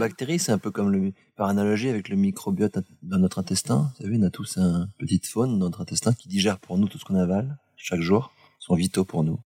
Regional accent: Brittany, France; chez nous, en Bretagne

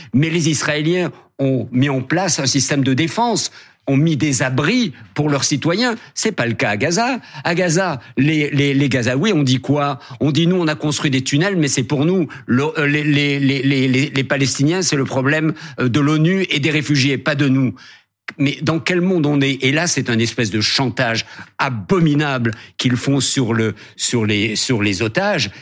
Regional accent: Algeria; now in France; mon enfance en Algérie

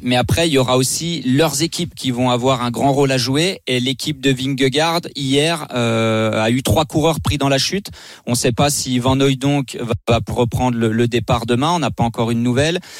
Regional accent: La Roche-sur-Foron, Auvergne-Rhône-Alpes, France; also born or lived in Annemasse; je suis né à Elmas euh, et grandi à, La Roche-sur-Foron

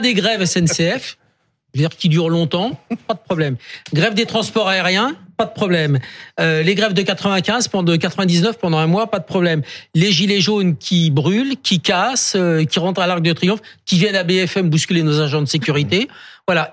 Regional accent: Saône-et-Loire, Bourgogne-Franche-Comté, France; Je viens de la Saône-et-Loire, toute ma famille a des fermes là-bas

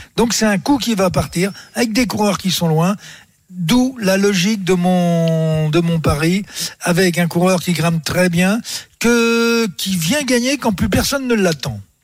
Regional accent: Breton, Brittany, France; je suis breton

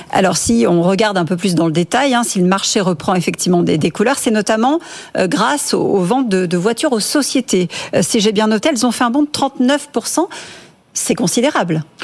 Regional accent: France; ici, chez nous, en France

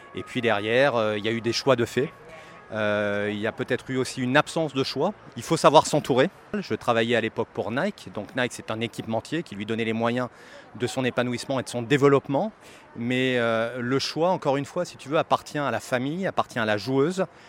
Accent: France; Je suis français moi-même

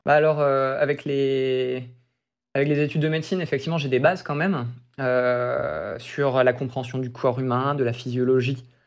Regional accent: Brest, Brittany, France; moved away as an adult; also born or lived in Toulouse / United States; je suis brestois, je suis né à Brest et je suis de Brest même

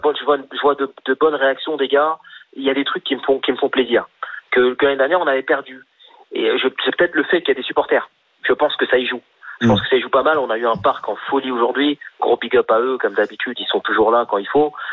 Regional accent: France; on est français

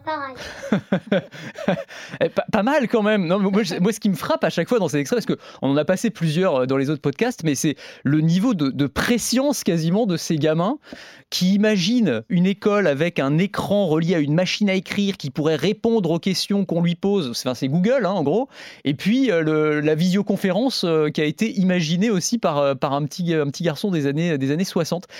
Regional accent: France; Chez nous, en France

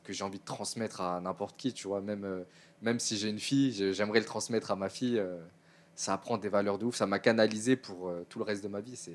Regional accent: Suresnes, Île-de-France, France; C'est la ville où j'ai grandi.

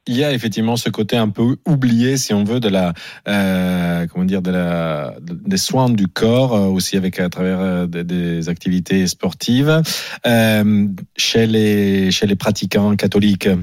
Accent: Italy; moved away; je suis italien

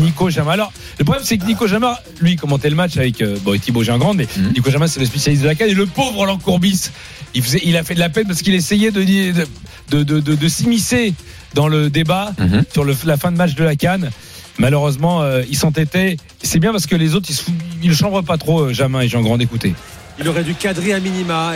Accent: France; pas ivoirien d'origine, français. Je suis né en France

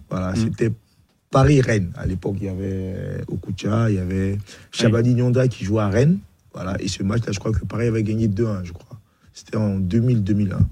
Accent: Bingerville, Abidjan, Côte d’Ivoire; moved away; also born or lived in France; je suis né à Benjerville

